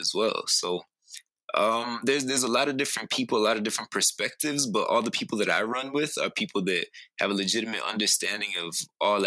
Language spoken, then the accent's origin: English; Calgary, Alberta, Canada; also born or lived in British Columbia; I was born in Calgary, okay. Alberta